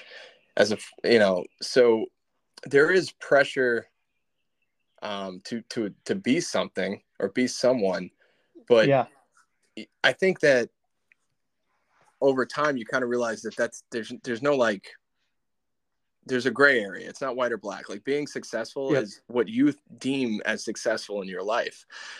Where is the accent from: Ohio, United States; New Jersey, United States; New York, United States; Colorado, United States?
New York, United States; moved away as an adult; now in Jacksonville, United States; I'm from New York.